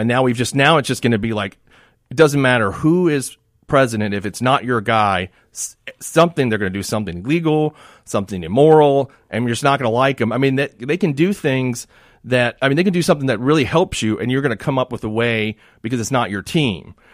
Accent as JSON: {"language": "English", "town": "Miami", "region": "Florida", "country": "United States", "tie": "born or raised there", "said": "I grew up in Miami"}